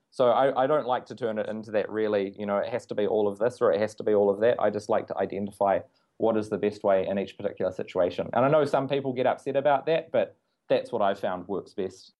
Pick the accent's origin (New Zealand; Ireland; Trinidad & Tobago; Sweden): New Zealand; being a New Zealander